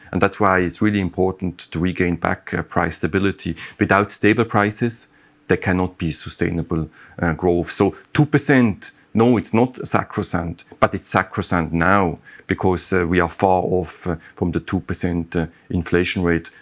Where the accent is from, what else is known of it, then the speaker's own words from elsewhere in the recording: Switzerland; my home country